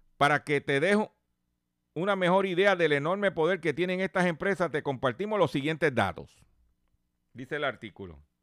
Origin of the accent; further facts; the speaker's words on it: Puerto Rico; nosotros somos parte de los Estados Unidos.